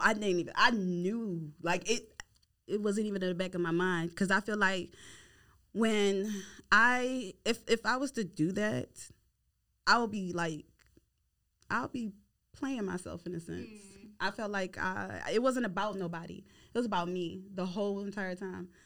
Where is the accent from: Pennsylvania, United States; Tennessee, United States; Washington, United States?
Pennsylvania, United States; Philadelphia; moved away as an adult; now in Houston, United States; I'm originally from Philly